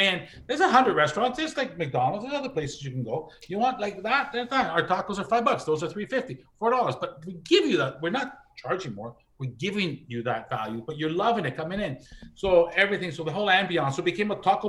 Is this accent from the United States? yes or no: no; Canada; I'm Canadian.